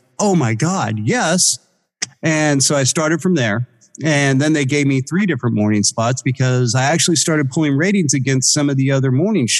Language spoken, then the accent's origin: English; Bay Area, California, United States; I'm from California. I'm from the Bay Area